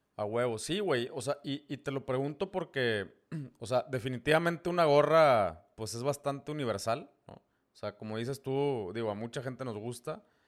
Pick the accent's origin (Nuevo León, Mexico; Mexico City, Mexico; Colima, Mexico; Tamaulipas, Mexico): Tamaulipas, Mexico; somos paisanos, eh, tamaulipecos